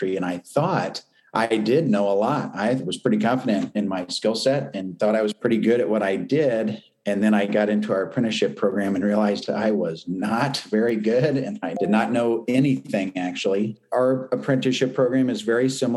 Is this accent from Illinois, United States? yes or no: yes; Champaign, Illinois, United States; I grew up in North Champaign in Dobbins Downs, on Dobbins Street